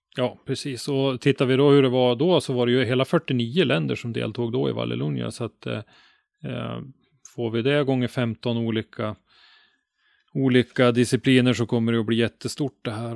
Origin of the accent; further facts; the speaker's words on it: Ånge, Västernorrland County, Sweden; now in Sundsvall, Sweden; hemma i Ånge där jag bodde då, hade vi en motorklubb